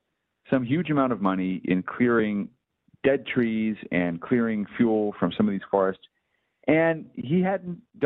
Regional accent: Skokie, Illinois, United States; I grew up in Skokie, which is just down the road from Highland Park.

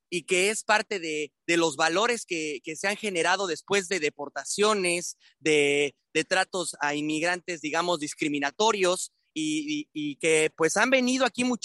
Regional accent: Guadalajara, Jalisco, Mexico; now in Tijuana, Mexico; Soy originario de Guadalajara, pero vivo acá en la ciudad de Tijuana desde hace muchos años.

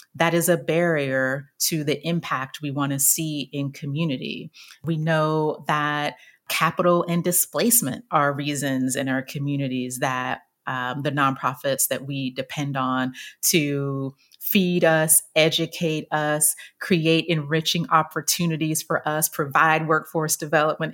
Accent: Chattanooga, Tennessee, United States; moved away; I ended up working in local government in my hometown of Chattanooga, Tennessee

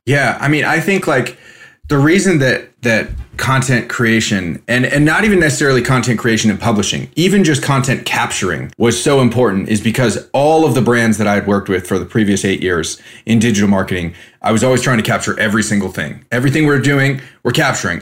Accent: California, United States; moved away; also born or lived in Spain; I was a kid from California

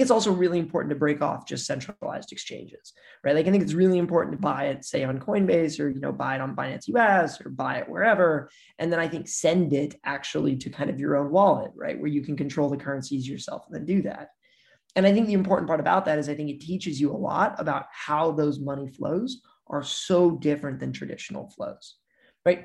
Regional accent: Missouri, United States; I'm from Missouri, and in Missouri, you know, we're like the show me state

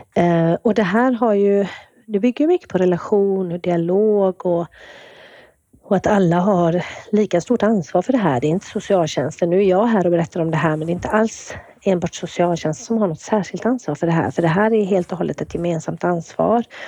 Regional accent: Kungälv, Västra Götaland, Sweden; moved away as an adult; also born or lived in Gothenburg, Sweden; now in Umeå, Sweden; Jag kommer ju ursprungligen från eh, Kungälv där jag vuxit upp

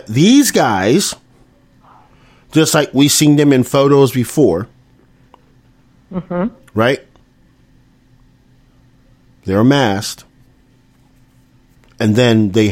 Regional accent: the South, United States; I grew up in the South

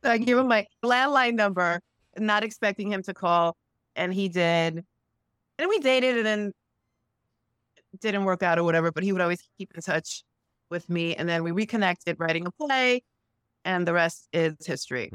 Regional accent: New York City, New York, United States; I grew up in Sunset Park in East New York, Brooklyn

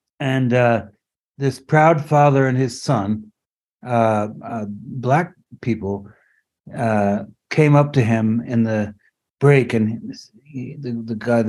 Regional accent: France; moved away; I grew up in France.

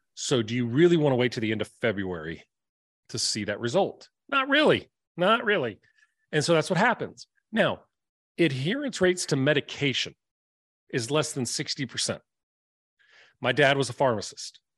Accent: the South, United States; I'm from the South.

